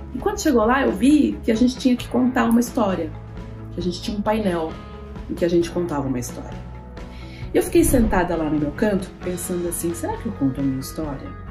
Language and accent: Portuguese; São Paulo, Brazil; nasci aqui em São Paulo